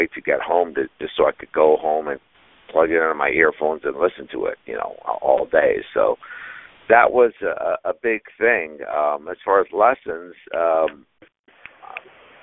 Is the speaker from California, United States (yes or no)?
yes; Huntington Beach, California, United States; I grew up in Huntington Beach, so a pretty conservative middle-class family